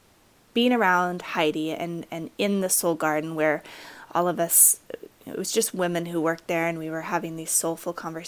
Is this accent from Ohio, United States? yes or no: no; Utah, United States; I was raised in Utah, in a very conservative area